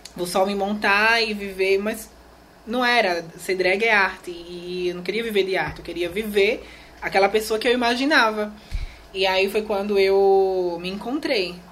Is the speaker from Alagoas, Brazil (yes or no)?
yes; Alagoas, Brazil; also born or lived in Maceió; eu nasci aqui em Maceió, né? Uhum. Aqui no, no estado de Alagoas e me criei nessa aldeia indígena